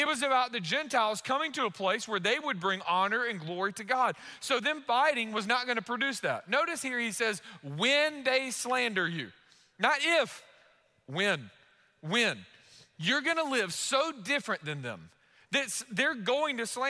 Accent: United States; we're American. We're Americans

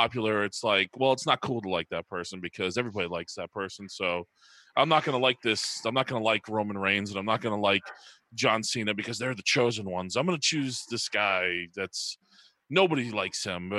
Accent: New Hampshire, United States; I grew up in New Hampshire

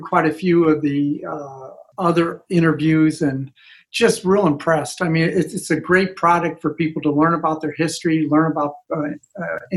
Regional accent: Calumet City, Illinois, United States; I'm from Calumet City, Illinois, a south suburb. Went to Thornridge High School.

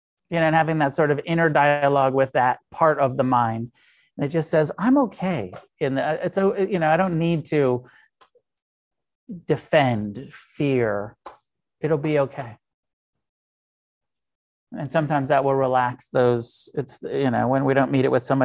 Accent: United States; I'm an American Buddhist. And as an American, I'm heavily influenced by the Theravada

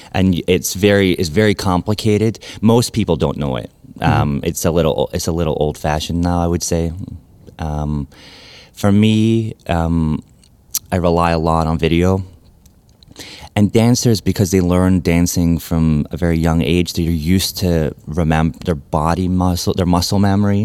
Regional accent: Glasgow, Scotland, United Kingdom; moved away as an adult; also born or lived in New York; now in Memphis, United States; I'm originally from Glasgow in Scotland.

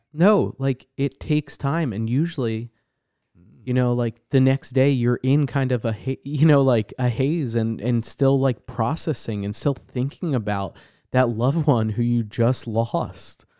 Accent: New Jersey, United States; growing up in New Jersey, okay, is very culturally Catholic, Northeastern, you know, town

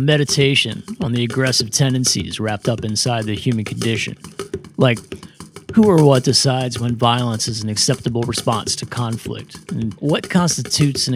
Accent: Middletown, Pennsylvania, United States; my hometown of Middletown, Pennsylvania

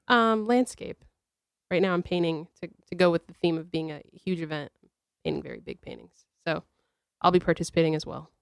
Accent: New Britain, Connecticut, United States; I'm from New Britain

